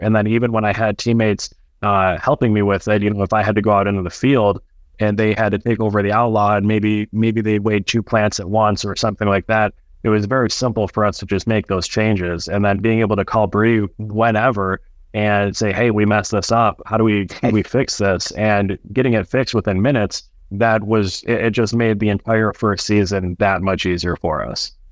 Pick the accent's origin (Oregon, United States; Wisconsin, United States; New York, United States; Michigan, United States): Michigan, United States; Sterling Heights; also born or lived in Clare, Michigan; my hometown